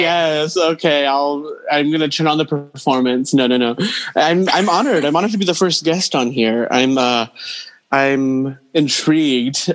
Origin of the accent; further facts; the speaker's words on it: Santa Maria, California, United States; now in New York City, United States; I'm in California, uh, in Santa Maria, Central Coast. Um, but I'm based in New York City, but I'm been holed up in my hometown uh, since July